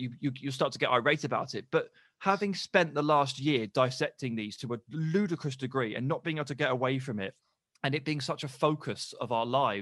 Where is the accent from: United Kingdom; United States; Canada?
United Kingdom; England; I'm British, I'm English